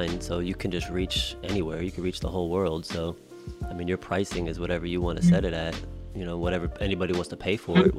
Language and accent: English; Denver, Colorado, United States; growing up in Denver